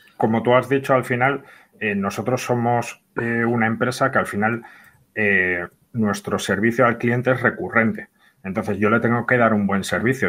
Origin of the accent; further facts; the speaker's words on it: Bilbao, Basque Country, Spain; yo soy de aquí, de Bilbo